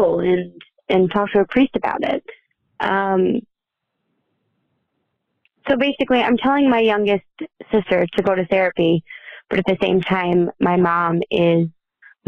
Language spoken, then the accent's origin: English; Michigan, United States; I'm from Michigan